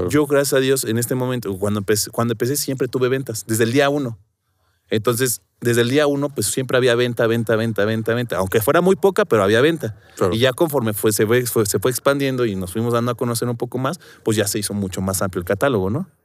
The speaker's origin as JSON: {"language": "Spanish", "region": "Guerrero", "country": "Mexico", "moved": "yes", "lives_now": "Mexico City, Mexico", "said": "yo vengo, soy del estado de Guerrero y pues traía como este tema de mi familia de que era pues dedicaba al campo"}